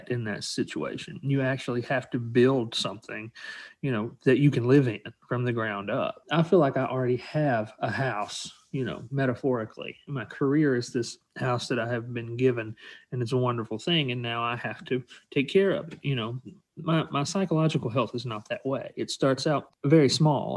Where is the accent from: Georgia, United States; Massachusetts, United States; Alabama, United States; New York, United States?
Alabama, United States; I grew up in Alabama around working class people.